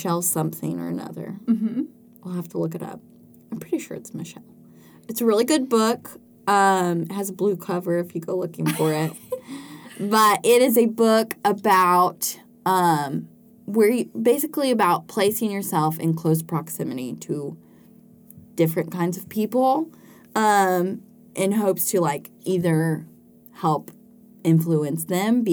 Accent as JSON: {"language": "English", "region": "West Tennessee", "country": "United States", "tie": "born or raised there", "said": "I grew up in West Tennessee."}